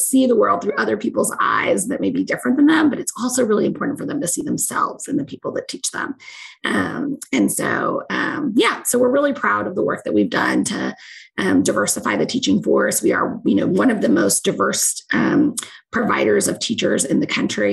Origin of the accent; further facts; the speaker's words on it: Alice, Texas, United States; I was not from Houston. I was from South Texas